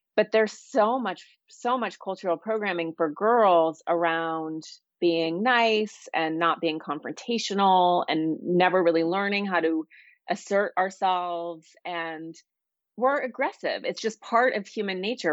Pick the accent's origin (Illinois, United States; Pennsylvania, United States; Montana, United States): Montana, United States; now in Los Angeles, United States; I grew up in Montana